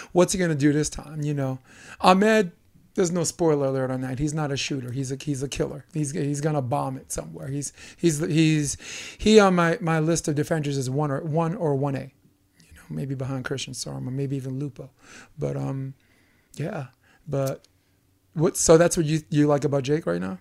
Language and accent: English; New York, United States; me being a New Yorker